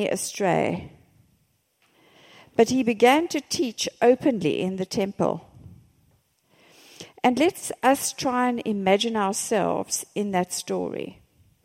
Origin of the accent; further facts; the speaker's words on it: South Africa; I'm from South Africa.